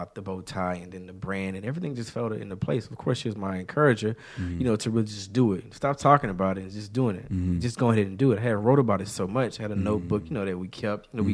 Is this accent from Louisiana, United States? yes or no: yes; Shreveport, Louisiana, United States; moved away as an adult; now in Houston, United States; I'm not a Houston native. I'm born and raised in Shreveport, Louisiana